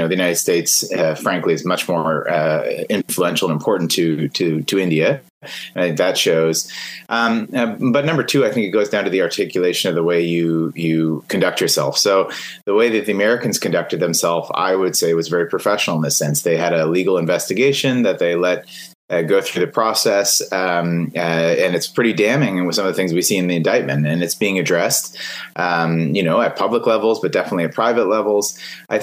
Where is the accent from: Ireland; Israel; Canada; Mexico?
Canada